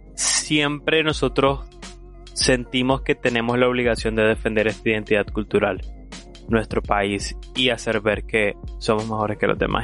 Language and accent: Spanish; Nicaragua; los nicaragüenses en realidad tenemos un potencial increíble